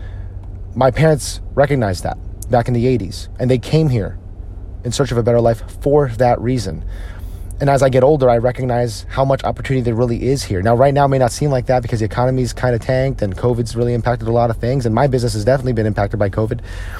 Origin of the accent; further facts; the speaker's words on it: United States; if you are a Filipino American like myself, odds are your parents were born and raised in the Philippines and they moved here to the United States in search of a better life.